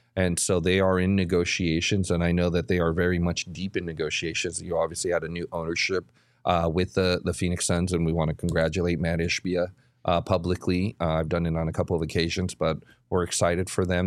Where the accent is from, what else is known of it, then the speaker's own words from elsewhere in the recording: Guadalajara, Jalisco, Mexico; moved away; I was born in Guadalajara